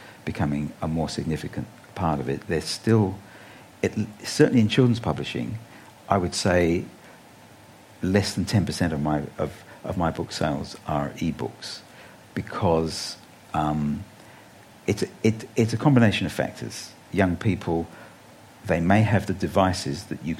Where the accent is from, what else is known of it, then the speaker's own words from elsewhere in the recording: England, United Kingdom; now in Australia; I grew up in England on the BBC radio